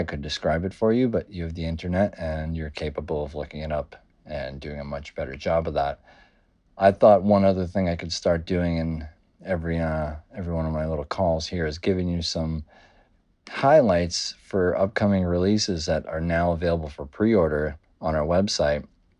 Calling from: New York City, New York, United States; I'm calling in from Rough Trade NYC. That's right, New York City.

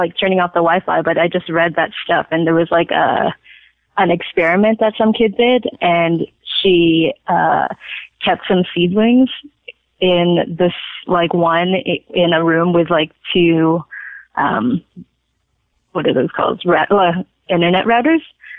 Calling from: Toronto, Ontario, Canada

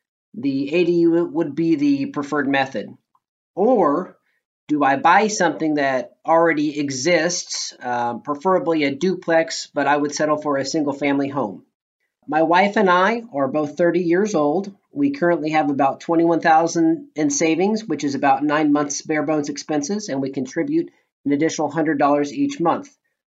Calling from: Kansas City, United States; I am calling from Kansas City.

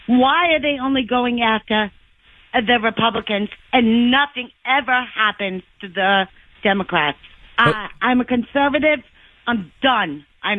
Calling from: Nissequogue, New York, United States; Hi, Sean. How are you? I'm from Nessaquag, New York.

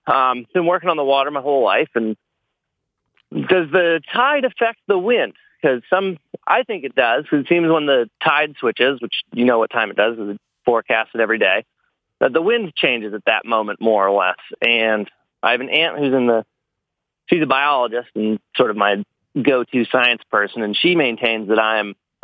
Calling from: Blue Hill, Maine, United States; Blue Hill, Maine.

